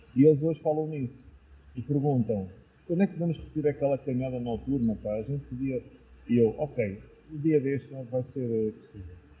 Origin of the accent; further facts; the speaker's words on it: Lisbon, Portugal; moved away as an adult; now in Penafiel, Portugal; eu sou natural de Lisboa, nasci lá em Lisboa